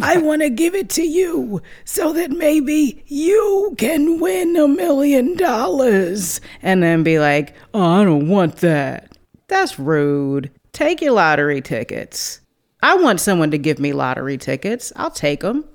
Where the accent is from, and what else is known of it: Cape Town, Western Cape, South Africa; born or raised there